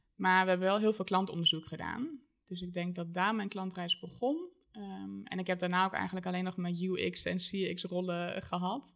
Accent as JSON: {"language": "Dutch", "country": "Germany", "tie": "born or raised there", "second_language": "Dutch", "moved": "as an adult", "lives_now": "Arnhem, Netherlands", "said": "geboren en getogen in Duitsland"}